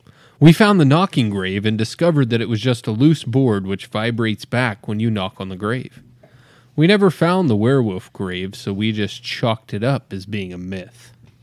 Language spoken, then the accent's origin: English; Idaho Falls, Idaho, United States; I'm a 47-year-old female from Idaho Falls, Idaho.